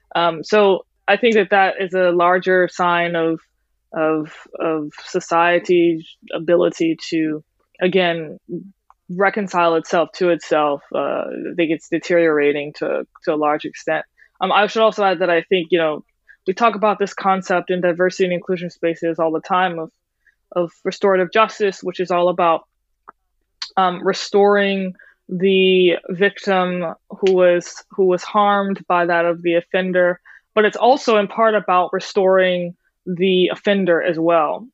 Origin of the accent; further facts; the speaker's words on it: New Orleans, Louisiana, United States; moved away; I grew up in New Orleans, which is a hodgepodge of cultures in and of itself